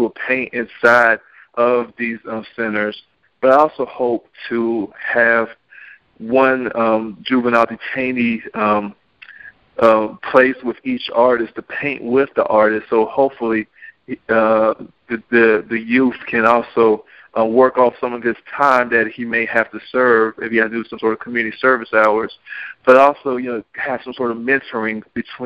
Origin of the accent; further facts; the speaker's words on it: Stone Mountain, Georgia, United States; I'm from Stone Mountain